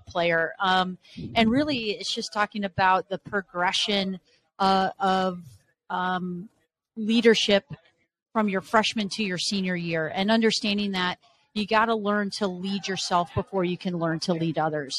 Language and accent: English; Arizona, United States; moved away as an adult; also born or lived in Las Vegas, Nevada / Pullman, Washington / Los Angeles, California; now in Ann Arbor, United States; Born and raised in Arizona.